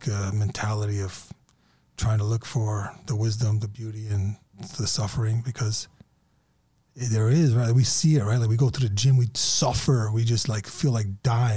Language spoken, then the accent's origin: English; Bosnia & Herzegovina; I'm from Bosnia, but on the test, it was like 60% Bosnian, 40% Ukrainian